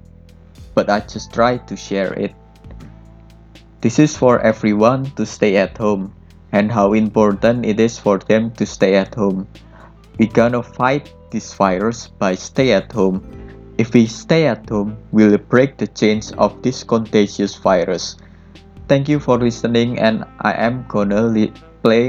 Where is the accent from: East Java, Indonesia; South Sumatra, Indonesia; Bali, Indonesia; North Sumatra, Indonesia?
East Java, Indonesia; Blitar; now in Surabaya, Indonesia; My age right now is about 21 years old. I was born in August 13, 1999 in a small town of Blitar.